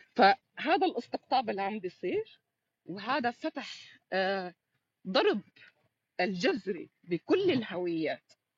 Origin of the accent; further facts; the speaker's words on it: Syria; أنا بقول لك اليوم كسورية